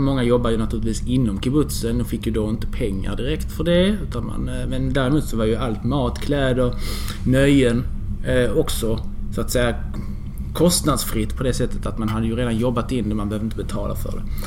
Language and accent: Swedish; Skanör, Skåne, Sweden; also born or lived in Nahariya, Israel / Lund; now in Malmö, Sweden; Vi flyttade till Skanör, familjen, mm. när jag var två år gammal. Okay. Och sen har jag vuxit upp där